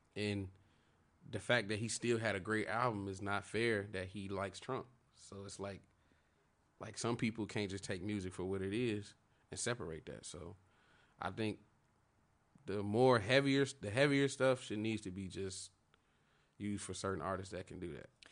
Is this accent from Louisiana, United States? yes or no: no; Chicago, Illinois, United States; I'm from Chicago